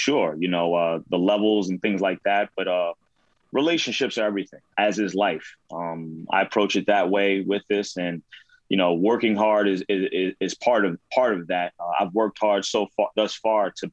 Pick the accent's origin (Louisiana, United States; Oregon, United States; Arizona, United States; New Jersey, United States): New Jersey, United States; Jersey City; I'm from Jersey City